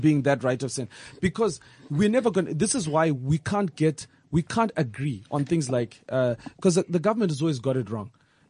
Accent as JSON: {"language": "English", "country": "Zimbabwe", "moved": "yes", "lives_now": "South Africa", "said": "all of our holidays in Zimbabwe have nothing to do with our way of life."}